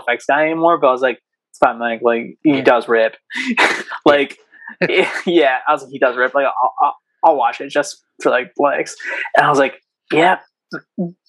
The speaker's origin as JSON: {"language": "English", "region": "Southern Maine", "country": "United States", "said": "I live in Southern Maine, our new singer, actually, I live with our new singer, Dylan. So we now live in the same house, but we're both from Southern Maine"}